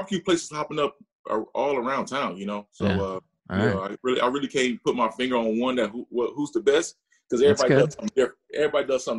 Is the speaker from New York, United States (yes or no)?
no; North Chicago, Illinois, United States; moved away; also born or lived in Waukegan, Illinois / San Diego; I'm from North Chicago. I mean, we don't have a hospital, so maybe I was technically born in Waukegan.